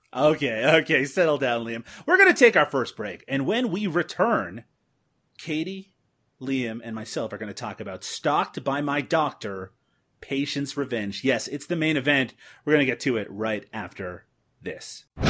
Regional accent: Canada; Canadians like myself have a reputation for wearing a lot of denim

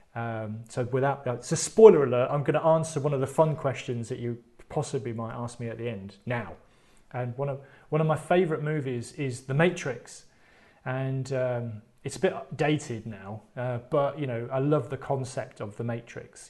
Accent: United Kingdom; I'm British

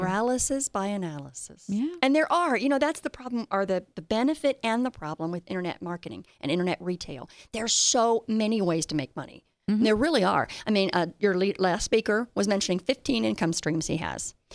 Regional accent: Colorado, United States; I'm from Colorado

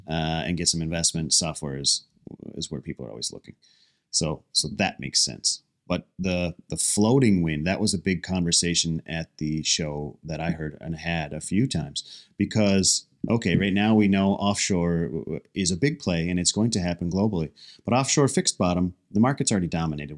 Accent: United States; as an American

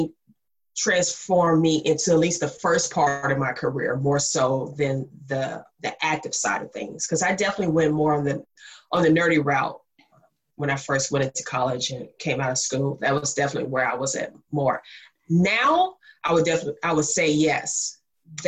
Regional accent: Mississippi, United States; I am from Mississippi, and I say that, one, cause to explain the accent

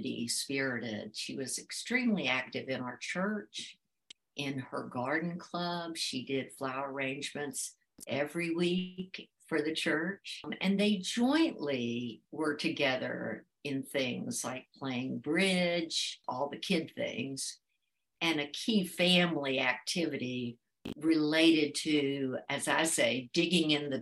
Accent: Blacksburg, Virginia, United States; moved away as an adult; I was born and raised in Blacksburg, Virginia

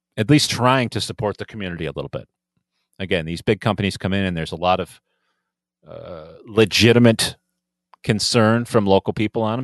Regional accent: Ilion, New York, United States; my hometown

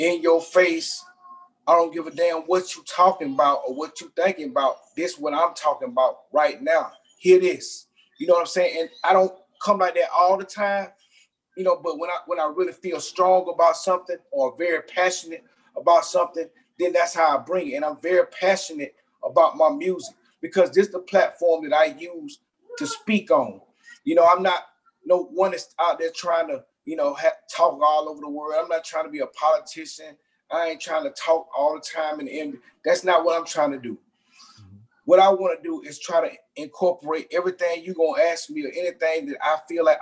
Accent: Atlanta, Georgia, United States; growing up in Southwest Atlanta in a predominantly Black community

